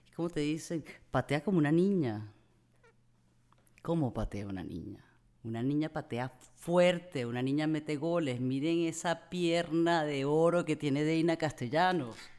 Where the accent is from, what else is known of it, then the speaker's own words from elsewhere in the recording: Amazonas, Venezuela; yo crecí en el Amazonas